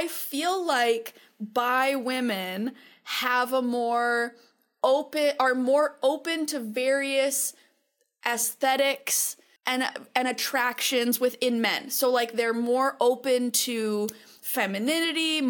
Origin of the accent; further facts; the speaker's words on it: Manitoba, Canada; moved away as an adult; now in Vancouver, Canada; I grew up in Manitoba, right? Like, 26 years in the snow, minus 40